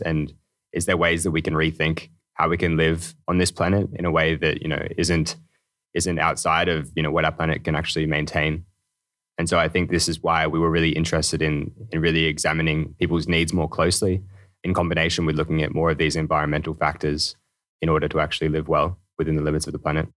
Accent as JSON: {"language": "English", "country": "Australia", "moved": "as an adult", "lives_now": "Denmark", "said": "originally from Australia. So it's a long way to be here in Denmark"}